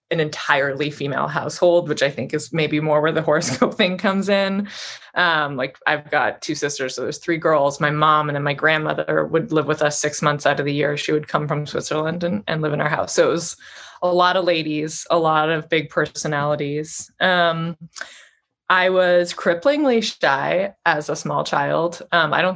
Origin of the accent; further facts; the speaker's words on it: Vancouver, British Columbia, Canada; now in New York, United States; I'm originally from Vancouver, Canada.